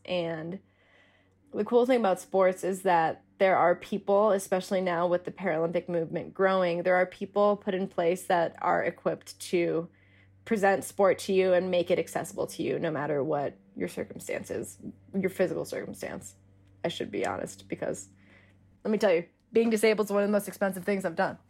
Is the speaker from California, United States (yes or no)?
no; Denver, Colorado, United States; I'm from Denver